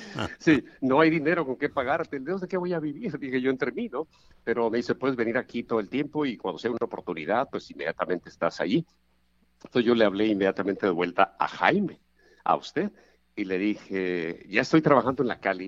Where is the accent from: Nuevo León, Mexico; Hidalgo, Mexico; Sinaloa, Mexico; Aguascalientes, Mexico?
Sinaloa, Mexico; El Roble; moved away; yo crecí en el, en el Roble, básicamente, hasta mi edad de 14, 15 años